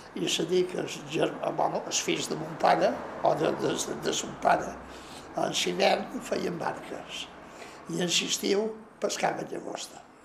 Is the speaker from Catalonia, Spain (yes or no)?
no; Ciutadella, Balearic Islands, Spain; vaig néixer a Ciutadella, perquè els meus pares van venir de Mallorca